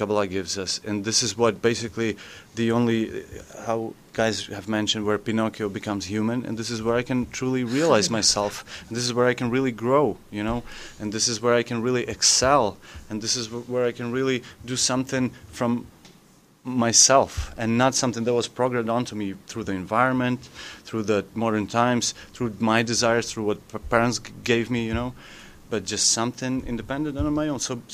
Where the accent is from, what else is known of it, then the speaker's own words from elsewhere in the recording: Ukraine; English is a second language; I'm from Ukraine, so like English is not my native language.